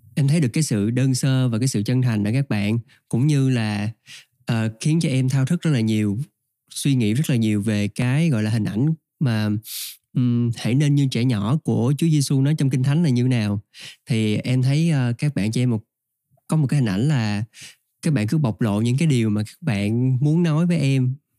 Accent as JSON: {"language": "Vietnamese", "region": "Trà Vinh", "country": "Vietnam", "tie": "born or raised there", "moved": "yes", "said": "quê mình ở trà vinh"}